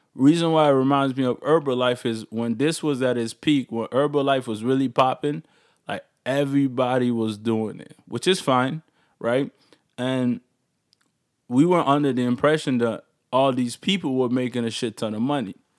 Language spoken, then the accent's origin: English; Maryland, United States; now in Toronto, Canada; I grew up in Maryland